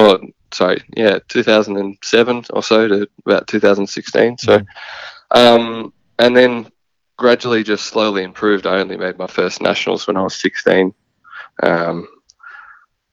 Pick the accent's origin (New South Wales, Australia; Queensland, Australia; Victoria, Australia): Victoria, Australia; Bayswater; moved away as an adult; now in South Australia, Australia; I grew up in Bayswater in Victoria, eastern suburbs.